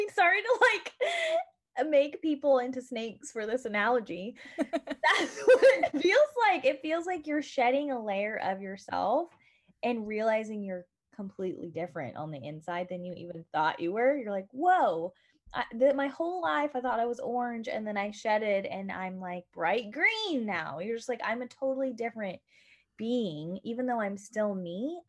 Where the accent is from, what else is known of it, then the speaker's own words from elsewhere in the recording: United States; I'm from the United States of America